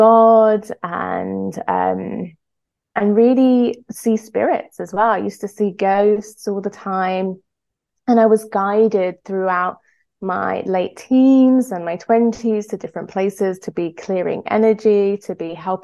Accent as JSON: {"language": "English", "country": "Greece", "tie": "born or raised there", "said": "I was brought up in Greece"}